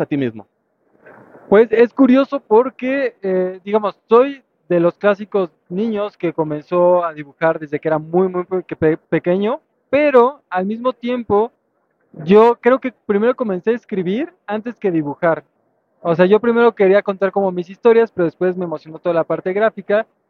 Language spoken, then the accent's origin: Spanish; Veracruz, Mexico; moved away; also born or lived in Mexico City; yo soy originario de Veracruz, pero después me mudé a Ciudad de México